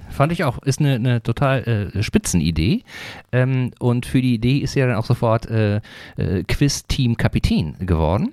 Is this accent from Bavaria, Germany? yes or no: no; Sauerland, North Rhine-Westphalia, Germany; moved away; Ich komme nämlich auch ursprünglich aus Nordrhein-Westfalen, allerdings aus der anderen Ecke, ne, äh, mhm. äh, aus dem Sauerland, das ist näher, Nähe von Dortmund